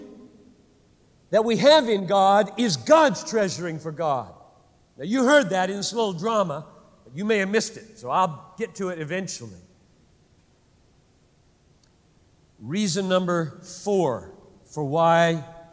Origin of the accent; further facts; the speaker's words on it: United States